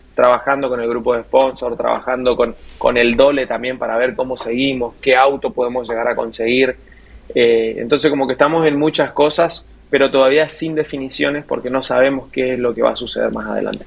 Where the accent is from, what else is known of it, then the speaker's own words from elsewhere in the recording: Puerto Iguazú, Misiones, Argentina; Yo soy oriundo de Puerto Iguazú, de las cataratas